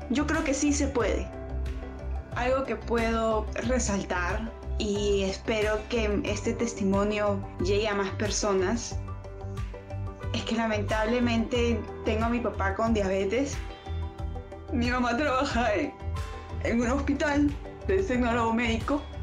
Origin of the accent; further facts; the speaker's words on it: Peru; como mamá, como mujer, como peruana